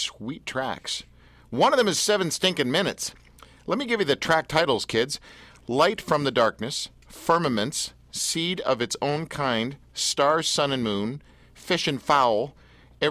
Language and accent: English; Richmond Hill, Ontario, Canada; I'm from Richmond Hill